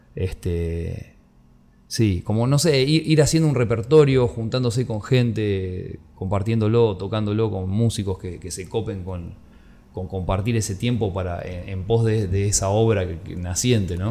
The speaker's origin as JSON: {"language": "Spanish", "region": "Buenos Aires Province", "country": "Argentina", "tie": "born or raised there", "said": "mi infancia, bueno, pasó en Aedo, que es, en el Gran Buenos Aires"}